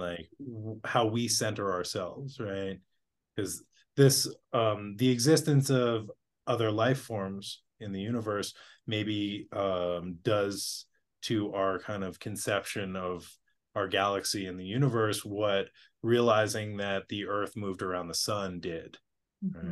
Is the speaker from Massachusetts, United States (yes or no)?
yes; Boston, Massachusetts, United States; I grew up in Boston